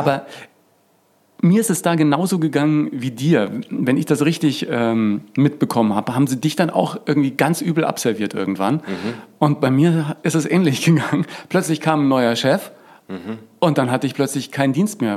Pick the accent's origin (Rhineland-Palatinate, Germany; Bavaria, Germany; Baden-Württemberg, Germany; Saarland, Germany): Bavaria, Germany; Franconia; In Franken aufgewachsen